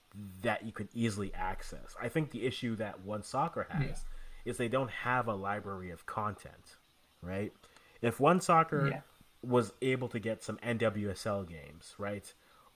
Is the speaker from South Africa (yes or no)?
no; Canada; as a Canadian